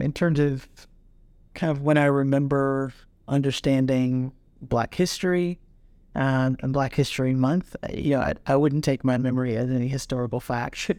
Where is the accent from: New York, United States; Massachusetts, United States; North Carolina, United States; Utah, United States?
North Carolina, United States; Durham; I'm from North Carolina, you know, from, from Durham and, you know, almost always from, you know, in and around Durham County.